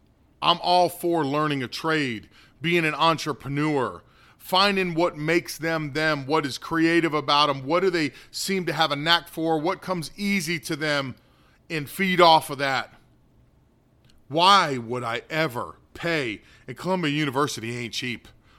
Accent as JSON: {"language": "English", "country": "North Korea", "second_language": "English", "moved": "yes", "lives_now": "United States", "said": "And that same ideology drove my home country into what it is, the state of North Korea."}